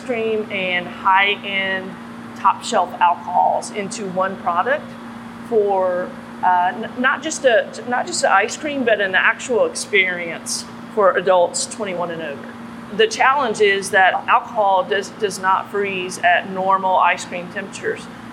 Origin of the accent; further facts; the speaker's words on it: Kentucky, United States; moved away as an adult; now in South Carolina, United States; being from Kentucky, we're known for three things: bourbon, basketball, and horse racing. And I'm a fan of all three. Growing up in Kentucky